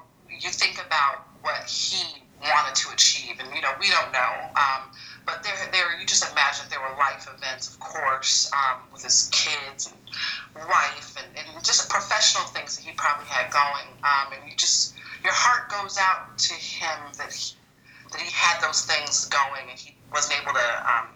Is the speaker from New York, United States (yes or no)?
no; Chicago, Illinois, United States; I'm from Chicago. I was a kid in the 90s. And so a lot of my memories, family gatherings, laughter, fun, it revolves around the Bulls